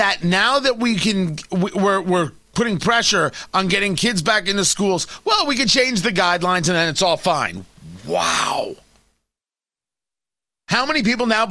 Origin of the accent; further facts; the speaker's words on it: United States; I'm an American